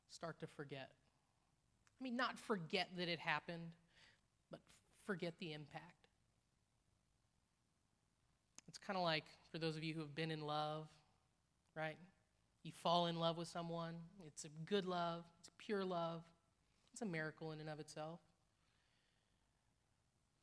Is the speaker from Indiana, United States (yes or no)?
yes; Indiana, United States; now in Missouri, United States; I come from Indiana. It's Kentucky to us in Indiana.